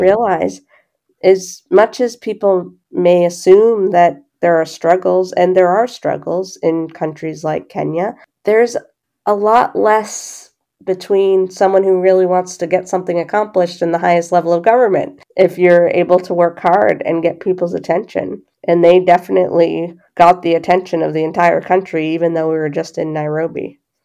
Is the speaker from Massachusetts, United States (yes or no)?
yes; Boston, Massachusetts, United States; I grew up in the Boston area